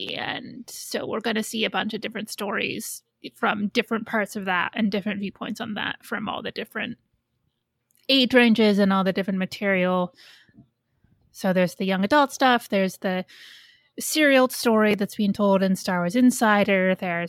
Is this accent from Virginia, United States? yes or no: no; Goshen, Indiana, United States; where I grew up in Goshen in Indiana, Elkhart County has the biggest or the second biggest county fair in the country.